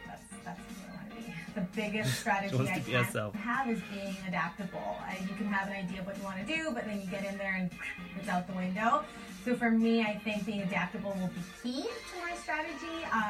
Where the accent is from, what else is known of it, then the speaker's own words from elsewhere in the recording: Vancouver, British Columbia, Canada; {S0} …. {S2} … I'm 30 years old and I'm from Vancouver, British.